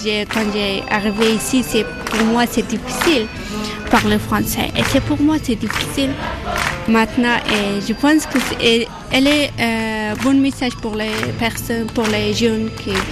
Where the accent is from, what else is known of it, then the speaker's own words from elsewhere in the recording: Afghanistan; French is a second language; moved away as an adult; now in France; je viens d'Afghanistan. Il y a un, an, ah ouais que moi ici, à France. oui. J'ai 26 euh, ans.